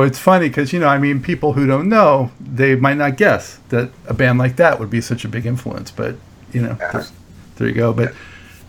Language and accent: English; Los Angeles, California, United States; because we're about the same age, and even though I grew up in Los Angeles